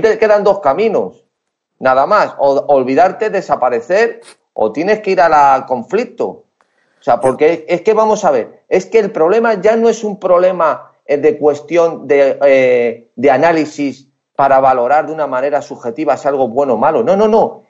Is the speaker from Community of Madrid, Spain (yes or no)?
yes; Madrid, Community of Madrid, Spain; Soy de Madrid, de Madrid